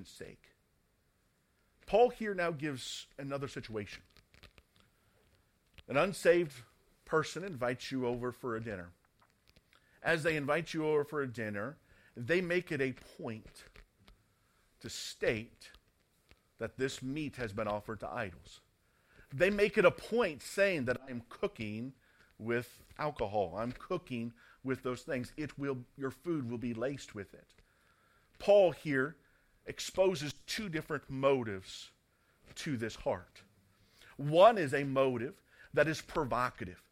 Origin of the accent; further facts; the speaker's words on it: United States; now in United Kingdom; Growing up in the States